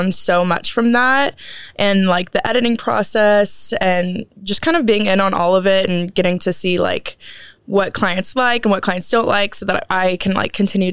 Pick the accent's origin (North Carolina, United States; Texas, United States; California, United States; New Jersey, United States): Texas, United States; Waco; I'm from Waco